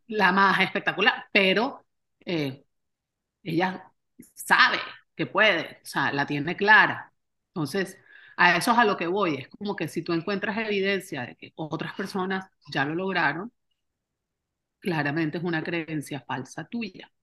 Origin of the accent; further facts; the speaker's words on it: Barranquilla, Atlántico, Colombia; moved away as an adult; also born or lived in Austin, Texas; now in United States; yo soy colombiana, nacida y criada en Barranquilla